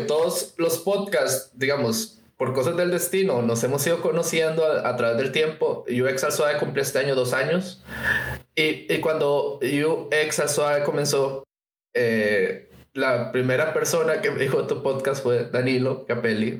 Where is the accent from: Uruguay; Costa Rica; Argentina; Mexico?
Costa Rica; en Costa Rica pasa que nosotros no tenemos una carrera como formal